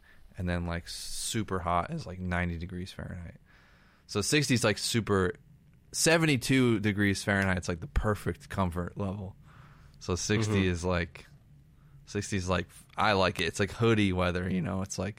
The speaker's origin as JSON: {"language": "English", "town": "Boston", "region": "Massachusetts", "country": "United States", "tie": "born or raised there", "said": "because I grew up in Boston, it's just like you can just understand it a lot more."}